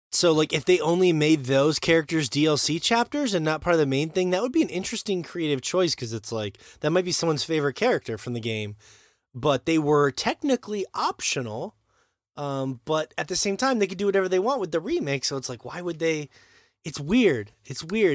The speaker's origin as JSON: {"language": "English", "country": "United States", "said": "I'm American"}